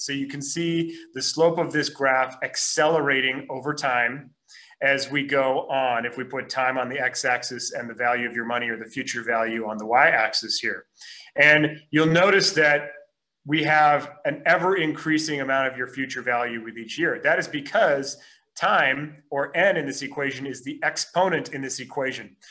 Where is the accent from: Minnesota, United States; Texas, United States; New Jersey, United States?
Minnesota, United States; Minneapolis; moved away as an adult; now in Los Angeles, United States; I'm originally from Minneapolis